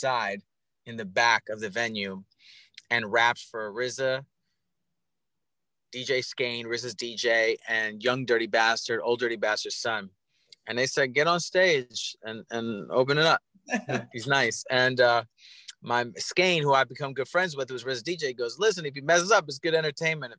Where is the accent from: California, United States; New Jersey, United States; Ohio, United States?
New Jersey, United States; I'm from Jersey. Born and raised.